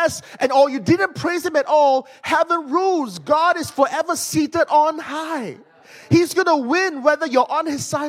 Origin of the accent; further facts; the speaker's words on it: Malaysia; I'm from Malaysia.